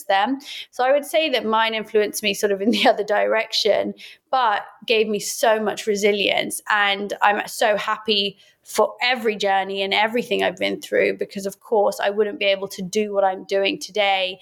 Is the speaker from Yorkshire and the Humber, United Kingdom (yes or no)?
no; Oxford, South East England, United Kingdom; Being Iraqi, growing up in Oxford